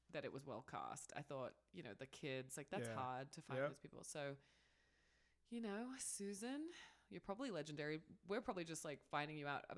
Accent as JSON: {"language": "English", "country": "Australia", "also_born_or_lived": "Canada", "moved": "yes", "said": "being Australian, like that's still my monarch"}